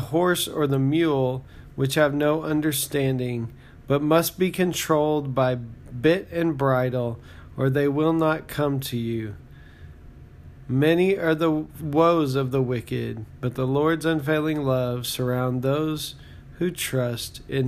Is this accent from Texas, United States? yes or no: yes; Texas, United States; now in Oklahoma, United States; So I live in Oklahoma, and I grew up in Texas